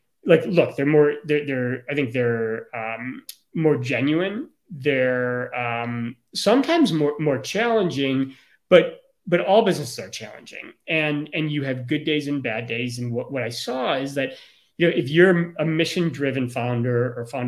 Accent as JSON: {"language": "English", "town": "Chicago", "region": "Illinois", "country": "United States", "tie": "born or raised there", "said": "I grew up in Chicago and during the Michael Jordan era"}